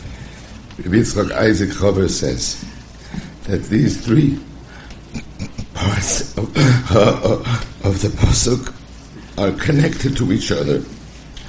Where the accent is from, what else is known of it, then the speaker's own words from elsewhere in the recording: United States; when we were young, growing up in Muncie